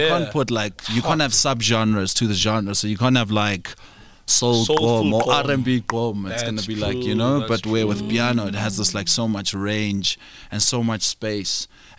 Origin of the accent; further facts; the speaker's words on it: Johannesburg, Gauteng, South Africa; also born or lived in Florida, Roodepoort / Panorama; So I grew up in Florida.